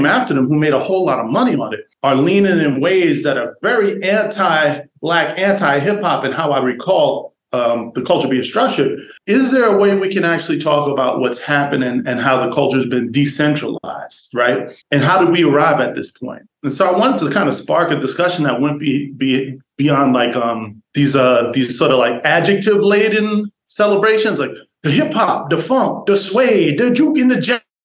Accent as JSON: {"language": "English", "town": "New York City", "region": "New York", "country": "United States", "tie": "born or raised there", "also_born_or_lived": "Iowa / North Carolina / Hollywood / Minneapolis", "moved": "as an adult", "said": "I'm from New York City, born and raised."}